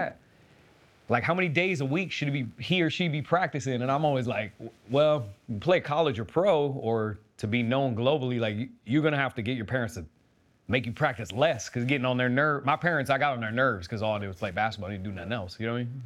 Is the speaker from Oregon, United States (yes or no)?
yes; Keizer, Oregon, United States; I grew up in Kaiser, Oregon